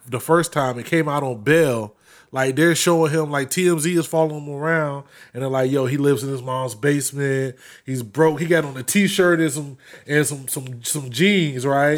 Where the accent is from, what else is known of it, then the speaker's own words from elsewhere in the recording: Florida, United States; growing up in Florida